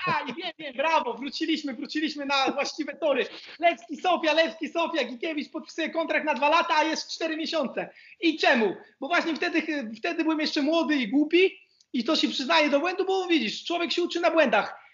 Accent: Poland; moved away as an adult; also born or lived in Croatia / Jordan; now in Split, Croatia; jak Polak rozmawiam

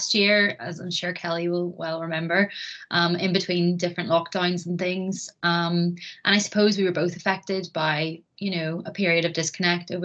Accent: Bangor, Northern Ireland, United Kingdom; also born or lived in Belfast; I have lived in Bangor pretty much my whole life

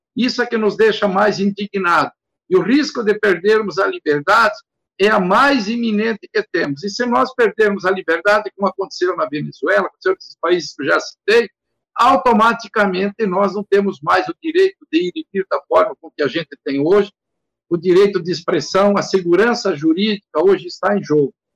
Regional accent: Rio Grande do Sul, Brazil; moved away as an adult; also born or lived in Paraná; now in Mato Grosso, Brazil; saí do Rio Grande do Sul em 79, com 21 anos, vim para o Paraná, fiquei sete anos no Paraná

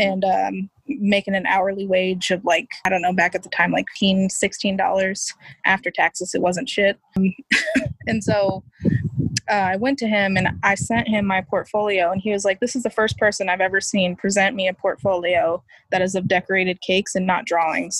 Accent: Washington, District of Columbia, United States; also born or lived in Northern Virginia / Maryland; now in Texas, United States; So south southwest DC is where I'm originally from.

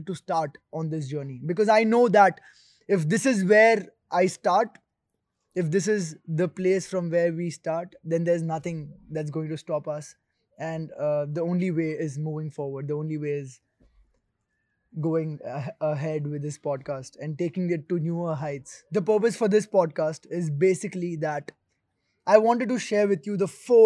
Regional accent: Rajasthan, India; That is my native place, my hometown in Rajasthan, called Jab.

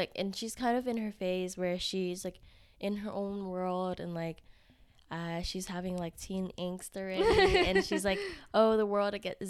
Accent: Houston, Texas, United States; also born or lived in Vietnam; now in Austin, United States; I grew up in Houston, but I was born in Vietnam. Okay. So I came over here when I was two

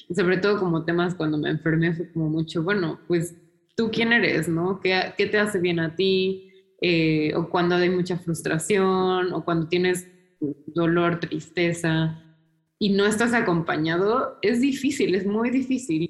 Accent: Mexico; moved away as an adult; also born or lived in New York, United States / Bilbao, Spain; now in Berlin, Germany; México es el lugar donde yo nací y crecí

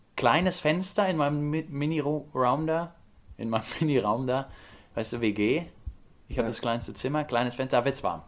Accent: Bavaria, Germany; wir kommen beide aus Bayern

